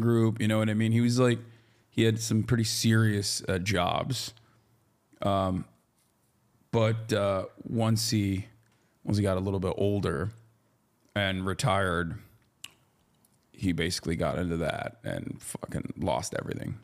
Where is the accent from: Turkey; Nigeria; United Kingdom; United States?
Turkey; moved away; I grew up in Turkey